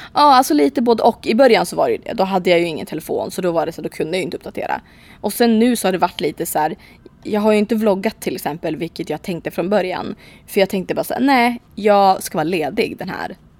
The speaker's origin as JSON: {"language": "Swedish", "country": "Sweden", "said": "hemma i Sverige"}